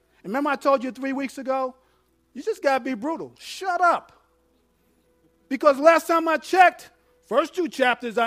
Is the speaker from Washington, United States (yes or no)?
no; New York, United States; I'm from New York